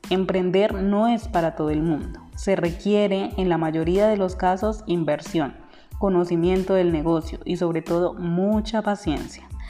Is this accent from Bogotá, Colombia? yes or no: no; Popayán, Cauca, Colombia; also born or lived in Cali; decidí salir de Cali y devolverme a la ciudad natal a mi ciudad natal, Popayán